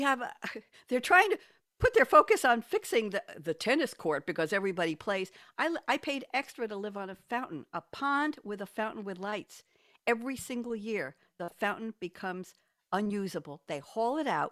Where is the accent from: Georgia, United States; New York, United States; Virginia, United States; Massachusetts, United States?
New York, United States; moved away as an adult; now in Durham, United States; I'm a New Yorker, born and bred